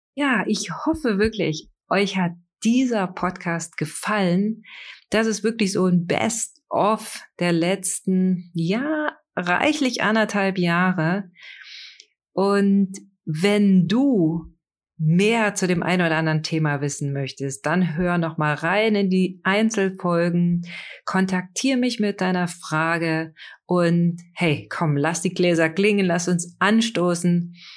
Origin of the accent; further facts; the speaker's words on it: East Germany, Germany; die Gebäude in der D D R, die ich kannte